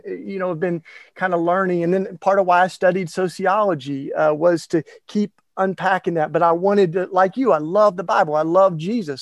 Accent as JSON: {"language": "English", "town": "Maryville", "region": "Tennessee", "country": "United States", "tie": "born or raised there", "said": "I was in a very small town, uh, Maryville, Tennessee, East Tennessee"}